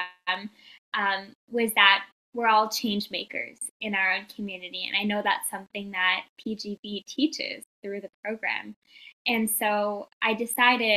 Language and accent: English; Toronto, Ontario, Canada; I am from Toronto, Canada